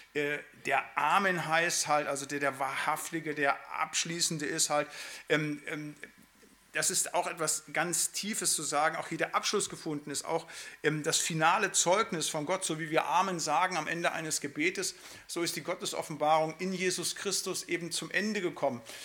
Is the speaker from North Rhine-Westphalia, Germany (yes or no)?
yes; Siegerland, North Rhine-Westphalia, Germany; now in Bremen, Germany; also ich komme ja aus dem Siegerland